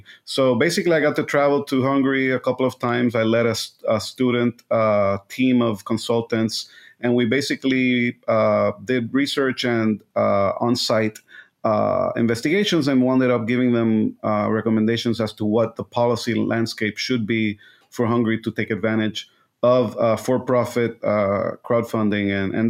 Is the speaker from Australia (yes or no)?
no; Puerto Rico; now in United States; I was born and raised in Puerto Rico, went to Catholic school, was very involved in theater club and Model UN, which is where we met.